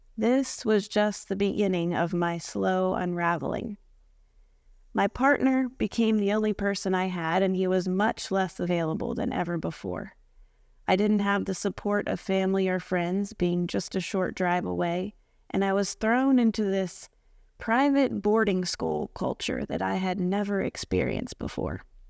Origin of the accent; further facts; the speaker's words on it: Maryland, United States; moved away as an adult; now in Florida, United States; I grew up in Maryland, but I've been living in Florida for the past fourteen years